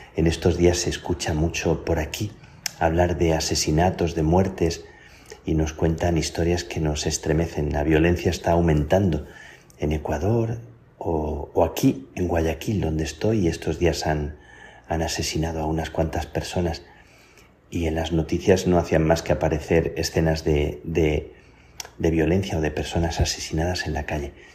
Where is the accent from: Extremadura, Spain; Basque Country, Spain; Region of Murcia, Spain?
Extremadura, Spain; Plasencia; las carmelitas de, mi pueblo, de Plasencia